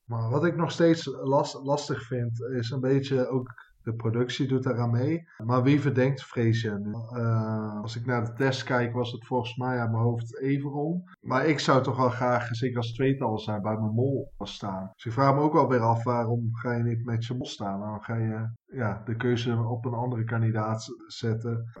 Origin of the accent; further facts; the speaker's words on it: Netherlands; als Nederlanders